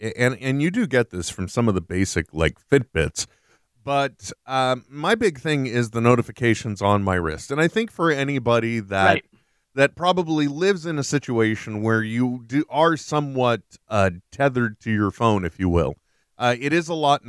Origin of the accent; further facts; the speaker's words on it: United States; I'm an American, so I am stupid, Trent.